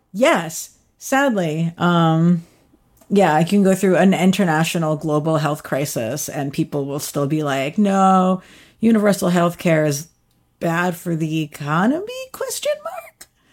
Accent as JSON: {"language": "English", "country": "United States", "tie": "born or raised there", "moved": "yes", "lives_now": "New York City, United States", "said": "I'm from right outside D C, and I sort of grew up going to the city all the time"}